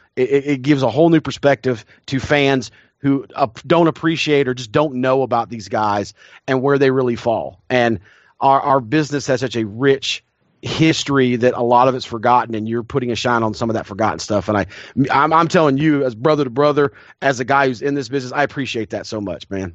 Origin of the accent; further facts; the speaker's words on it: the Carolinas, United States; I grew up in the Carolinas in that time period